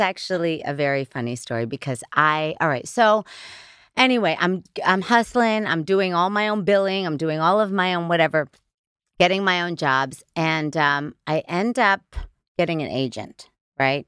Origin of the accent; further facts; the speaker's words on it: Middletown, New York, United States; I was born in Middletown, New York